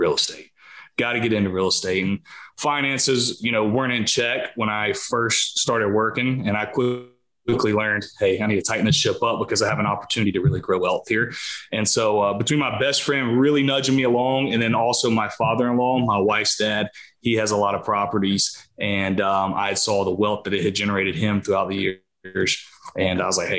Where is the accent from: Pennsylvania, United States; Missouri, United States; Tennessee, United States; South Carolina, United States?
South Carolina, United States; I'm from a small town in South Carolina. Grew up here my entire life